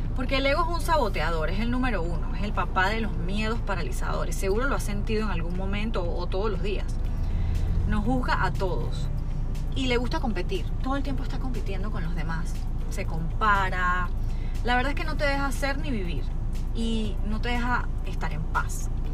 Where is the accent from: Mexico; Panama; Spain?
Panama; en mi país, yo vivo en Panamá